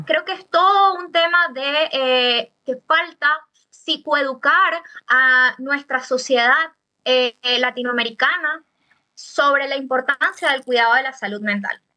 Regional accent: Venezuela; now in Chile; Nosotros como comunidad venezolana

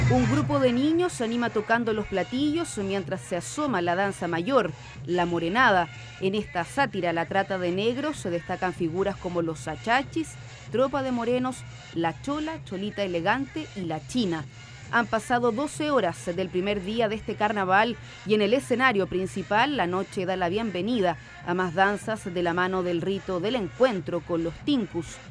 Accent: Santiago, Santiago Metropolitan Region, Chile; Como santiaguina

